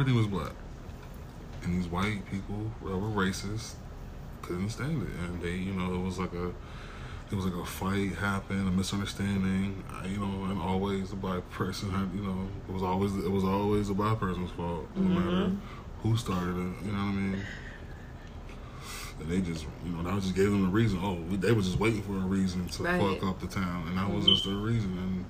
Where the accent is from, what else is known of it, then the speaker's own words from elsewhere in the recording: Tulsa, Oklahoma, United States; I grew up in Tulsa. I barely even heard about this.